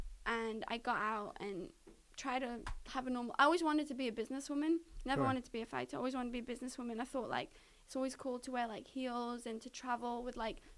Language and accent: English; United Kingdom; Because I'm British, so my visa is good for that.